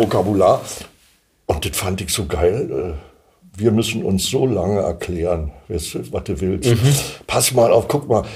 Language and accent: German; Berlin, Germany; accent: Berlin; now in Kleinmachnow, Germany; in Ostberlin Ost bin ich geboren, in Prenzlauer Berg.